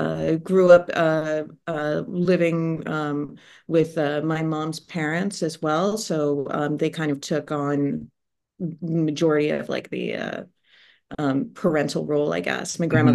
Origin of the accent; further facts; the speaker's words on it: Ohio, United States; also born or lived in Oak Park / California; I was born just outside Chicago in Oak Park. We lived in California when I was very little, and then moved to Ohio. So that's where I grew up.